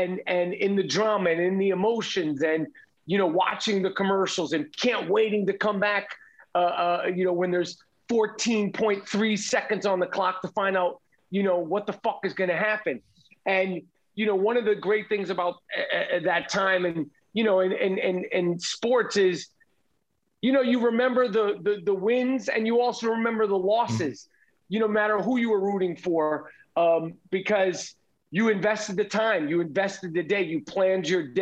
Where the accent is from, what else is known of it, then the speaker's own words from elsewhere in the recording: New York, United States; I'm a New Yorker.